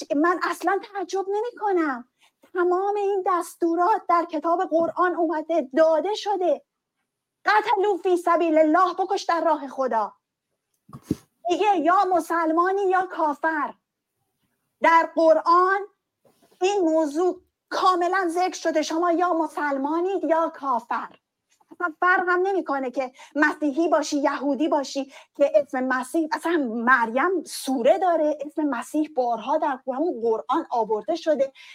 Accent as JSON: {"language": "Persian", "country": "Iran", "tie": "born or raised there", "said": "ما هم تو همون کشور به دنیا اومدیم"}